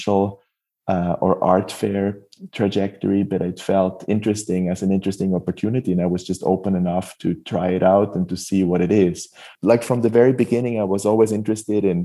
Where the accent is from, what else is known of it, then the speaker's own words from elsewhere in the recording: Switzerland; moved away as an adult; also born or lived in Basel / Hamburg; now in California, United States; growing up in Switzerland, I had to move to California